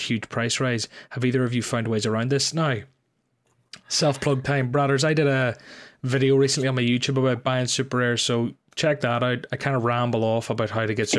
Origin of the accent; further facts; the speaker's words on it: Ireland; I'm Irish